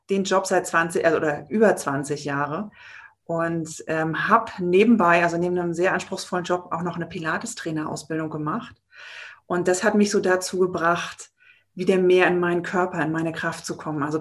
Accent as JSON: {"language": "German", "region": "Baltic coast", "country": "Germany", "tie": "born or raised there", "lives_now": "Berlin, Germany", "said": "Und ich bin eigentlich ein Kind der Küste von der Ostsee oben und wohne schon sehr lange in Berlin und werde das aber auch demnächst ändern."}